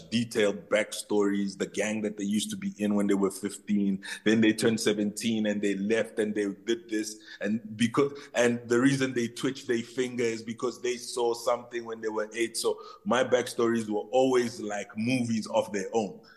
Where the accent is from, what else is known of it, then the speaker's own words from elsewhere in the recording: DR Congo; In my heart, I'm Congolese. I'm Congolese. To all the Congolese people, I am Congolese.